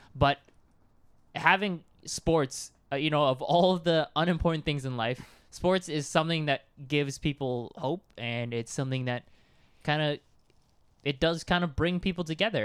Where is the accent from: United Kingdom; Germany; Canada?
Canada; we're Canadian